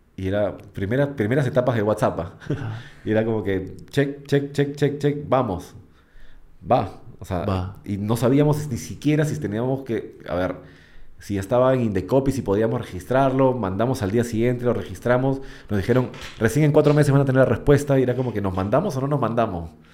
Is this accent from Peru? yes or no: yes; Peru; also born or lived in Argentina; estar en mi país